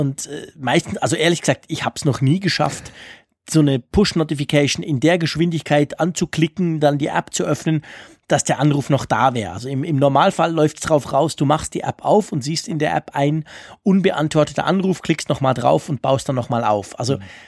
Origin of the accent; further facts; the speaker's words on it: Switzerland; bei uns in der Schweiz